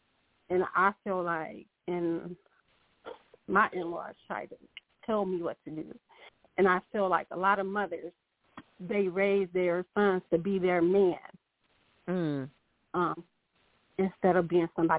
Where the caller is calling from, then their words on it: Grand Rapids, Michigan, United States; Hi, I'm calling from Grand Rapids.